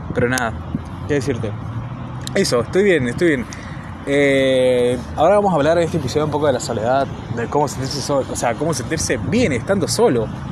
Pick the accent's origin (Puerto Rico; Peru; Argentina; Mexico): Argentina; no soy de Buenos Aires, soy de provincia